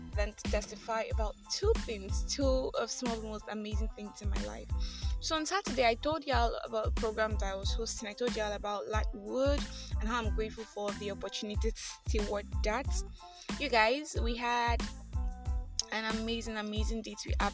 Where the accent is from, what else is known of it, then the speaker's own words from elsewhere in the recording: Nigeria; I am that Nigerian Christian talkaholic